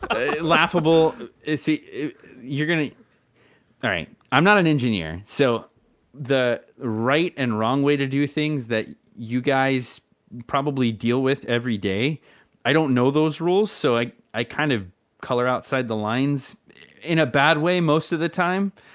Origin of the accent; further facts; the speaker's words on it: Texas, United States; I was from Texas